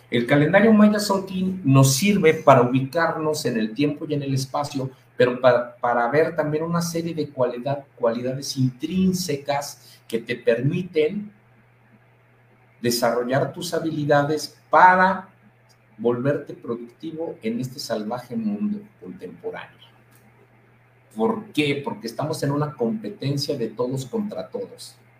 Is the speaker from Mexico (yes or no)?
yes; Mexico; nosotros como mexicanos